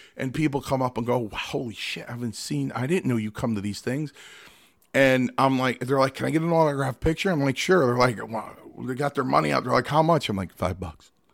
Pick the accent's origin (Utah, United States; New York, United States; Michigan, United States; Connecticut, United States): Connecticut, United States; Milford; born or raised there; also born or lived in Stamford, Connecticut